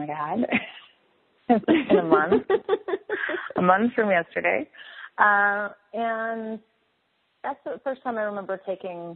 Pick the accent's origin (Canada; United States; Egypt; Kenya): Canada; Eastern Canada; moved away; I'm from Eastern Canada